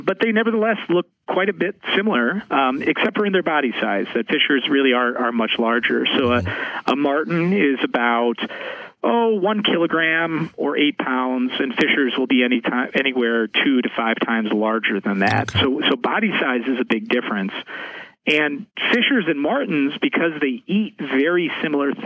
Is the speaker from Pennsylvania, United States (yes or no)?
no; Madison, Wisconsin, United States; also born or lived in Seattle, Washington / Wyoming / Alaska; I'm originally from Seattle, Washington, but I actually grew up most of my life here in the great state of Wisconsin. I grew up in Madison